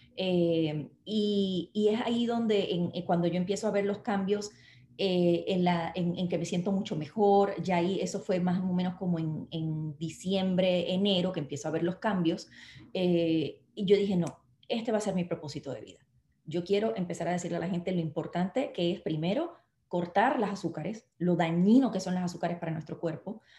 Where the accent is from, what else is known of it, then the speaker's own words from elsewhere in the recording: Puerto Rico; nosotros no somos Estado de Estados Unidos